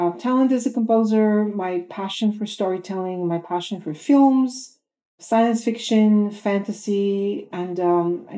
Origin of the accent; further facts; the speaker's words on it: Bulgaria; moved away as an adult; now in United States; I was born in Bulgaria, Eastern Europe. I graduated with a music degree there